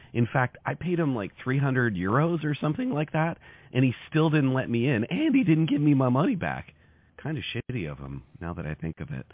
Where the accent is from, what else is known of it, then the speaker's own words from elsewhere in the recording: Harbour Grace, Newfoundland and Labrador, Canada; now in Simcoe, Canada; I'm from Newfoundland. I'm from a town called Harbor Great.